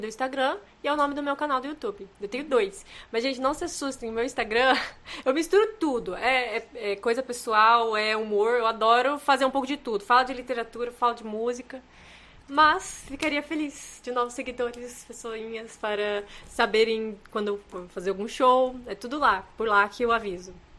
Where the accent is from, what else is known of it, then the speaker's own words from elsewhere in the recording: Rondônia, Brazil; eu sou de Rondônia